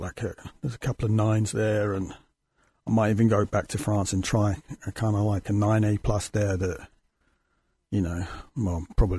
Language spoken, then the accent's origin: English; United Kingdom; And I came from Britain.